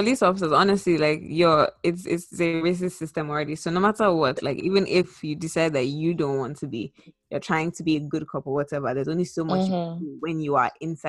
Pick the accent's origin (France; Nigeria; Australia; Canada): Nigeria; now in United States; growing up in Nigeria